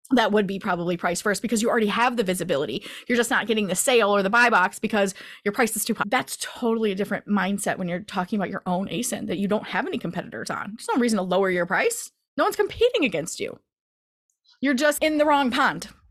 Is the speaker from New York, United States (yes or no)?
no; Michigan, United States; I'm from the Midwest, Michigan area